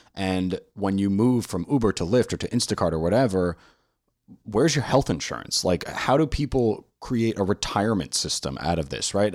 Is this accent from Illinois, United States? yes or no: no; New York City, New York, United States; now in Washington, D.C., United States; I'm from New York City